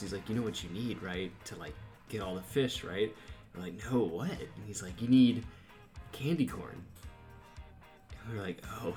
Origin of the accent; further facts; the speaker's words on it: Valley View, Texas, United States; moved away as an adult; now in College Station, United States; I am currently living in College Station, Texas, and I'm originally from Valley View, Texas